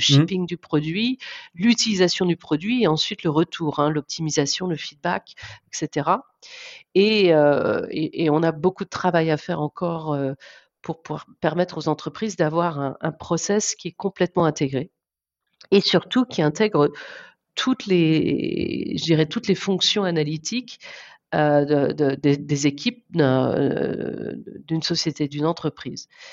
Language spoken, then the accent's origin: French; Guérande area, South Brittany, France; moved away as an adult; also born or lived in Paris, France / Canada / Australia / Singapore; now in San Francisco Bay Area, United States; je suis originaire de Sud-Bretagne, dans la région guérandaise. C'est là que je suis née